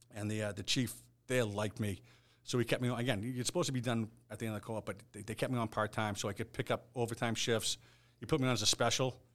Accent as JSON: {"language": "English", "town": "Hingham", "region": "Massachusetts", "country": "United States", "tie": "born or raised there", "said": "my next door neighbor growing up in Hingham was a Boston police officer"}